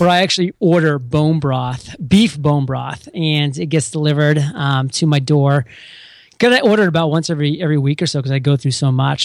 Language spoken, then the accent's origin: English; Maine, United States; now in San Diego, United States; I'm from Maine